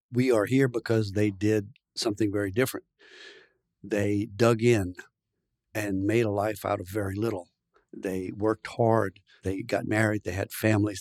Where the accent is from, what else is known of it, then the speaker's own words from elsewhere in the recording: South Louisiana, United States; also born or lived in Indiana / France; I was born here in South Louisiana in a French-speaking family